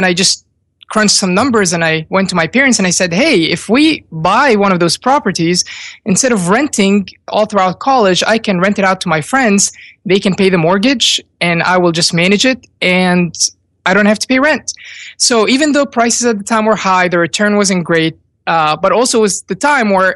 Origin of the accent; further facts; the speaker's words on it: Virginia, United States; also born or lived in Egypt; we moved from Egypt when I was young to Virginia, and I went to VCU